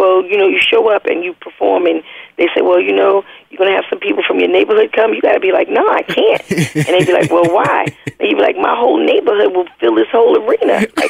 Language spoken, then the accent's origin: English; Queens, New York, United States; Well, I grew up in Queensbridge Public Housing, which is the largest housing project in the world, and it was like a city.